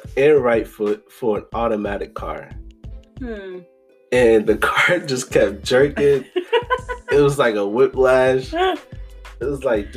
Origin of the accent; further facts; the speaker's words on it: Boston, Massachusetts, United States; I was born here in Boston